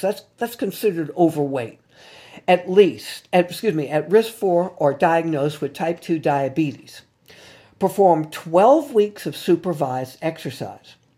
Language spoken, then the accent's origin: English; New Orleans, Louisiana, United States; my hometown here in New Orleans